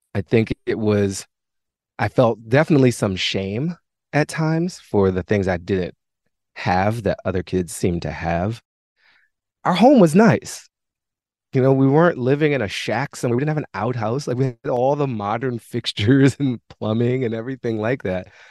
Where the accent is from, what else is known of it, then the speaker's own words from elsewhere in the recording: Washington, District of Columbia, United States; I grew up in Mount Pleasant in a, a great neighborhood in Washington, D.C.